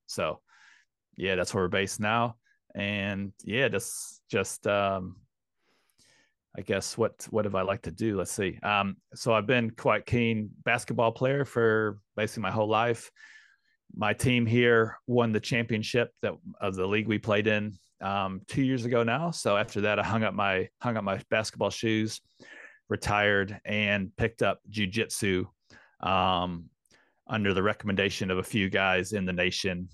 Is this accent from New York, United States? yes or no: no; St. Louis, Missouri, United States; moved away as an adult; also born or lived in London, United Kingdom; now in Queenstown, New Zealand; Saint Louis, Missouri is, uh, my, my hometown. Grew, born and raised there